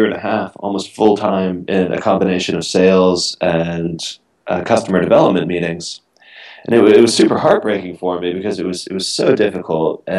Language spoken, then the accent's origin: English; Miami, Florida, United States; moved away as an adult; also born or lived in San Francisco; now in United Kingdom; I grew up in Miami